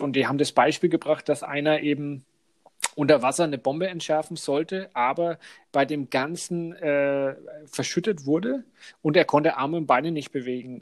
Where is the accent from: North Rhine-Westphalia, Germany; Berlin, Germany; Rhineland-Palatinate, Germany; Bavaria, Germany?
Bavaria, Germany; Franconia; accent: Franconian; unsere fränkische Aussprache